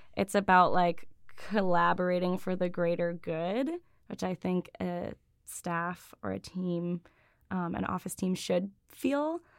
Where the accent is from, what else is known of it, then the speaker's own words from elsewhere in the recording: Buffalo, New York, United States; also born or lived in Ithaca, New York; I grew up in different suburbs around Buffalo. I've been in New York State most of my life, other than grad school